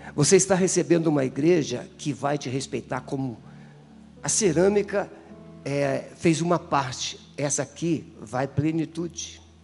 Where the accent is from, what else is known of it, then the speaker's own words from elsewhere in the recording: Espírito Santo, Brazil; moved away; porque eu sou capixaba